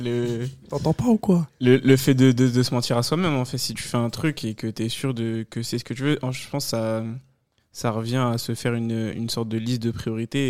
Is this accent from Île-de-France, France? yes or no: yes; Paris, Île-de-France, France; moved away as an adult; now in Thonon-les-Bains, France; je viens de Paris